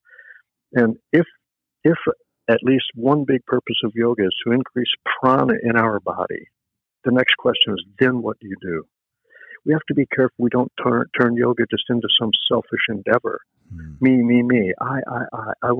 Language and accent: English; the South, United States; I grew up in the South.